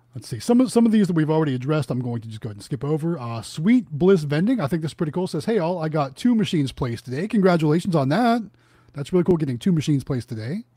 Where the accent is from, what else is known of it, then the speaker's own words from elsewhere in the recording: Youngstown, Ohio, United States; moved away; I'm originally from Northeast Ohio, as my shirt says. Youngstown, Ohio, is where I'm from.